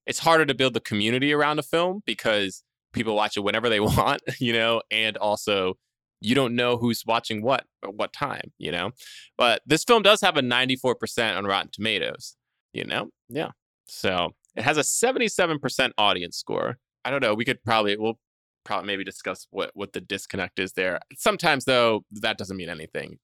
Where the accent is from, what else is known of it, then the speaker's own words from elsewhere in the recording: New York, United States; also born or lived in Jersey Shore; I was born in New York and grew up around there